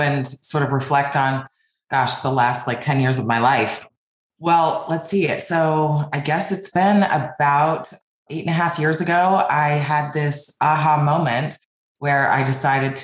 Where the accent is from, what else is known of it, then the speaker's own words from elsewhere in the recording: Denver, Colorado, United States; moved away as an adult; also born or lived in California / New York City / Spain / New Zealand; So I grew up in Denver, Colorado, and I moved to New York City when I was 25 years old